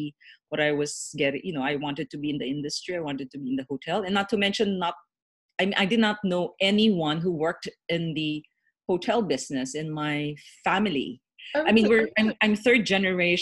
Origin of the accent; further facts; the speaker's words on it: Philippines; I'm Chinese Filipino